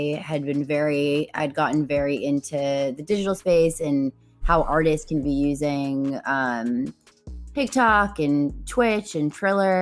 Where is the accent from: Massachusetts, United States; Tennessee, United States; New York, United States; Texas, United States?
Massachusetts, United States; Boston; now in Los Angeles, United States; I'm from Boston originally, and I live in LA right now.